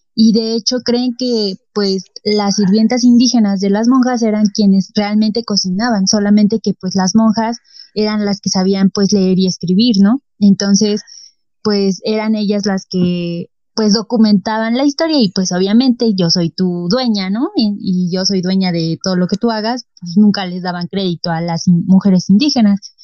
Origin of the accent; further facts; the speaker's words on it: Mexico; nos caracteriza como mexicanos